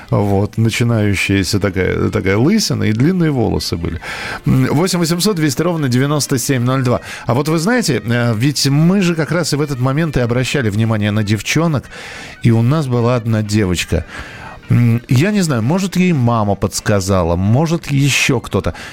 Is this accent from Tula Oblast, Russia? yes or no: no; Saint Petersburg, Russia; Я из Санкт-Петербурга, парикмахер по профессии.